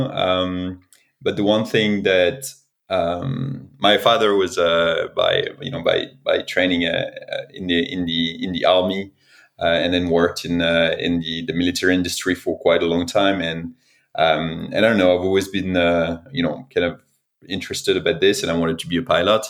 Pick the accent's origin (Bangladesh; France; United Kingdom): France; accent: French; English is a second language; I'm originally from France, as you can probably tell by my accent.